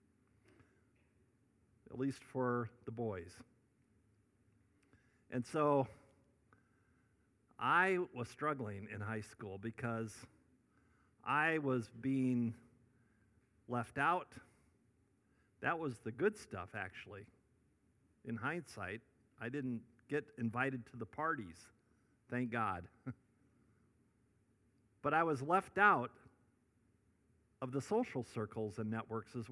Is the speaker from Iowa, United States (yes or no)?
yes; Northwest Iowa, United States; I grew up in Northwest Iowa